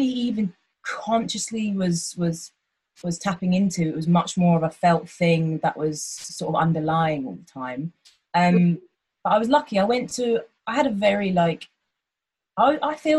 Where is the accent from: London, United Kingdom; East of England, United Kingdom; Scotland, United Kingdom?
East of England, United Kingdom; Hertfordshire; I'm from Hertfordshire